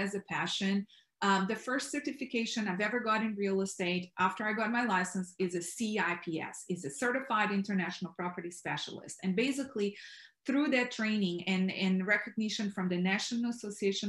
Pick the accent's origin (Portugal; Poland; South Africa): Portugal; now in Texas, United States; I am originally from Portugal